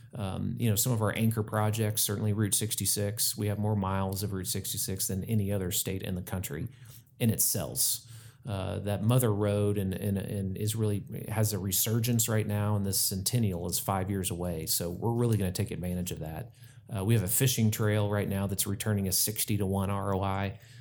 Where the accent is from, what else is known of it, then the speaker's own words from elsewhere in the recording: Tulsa, Oklahoma, United States; I grew up in Tulsa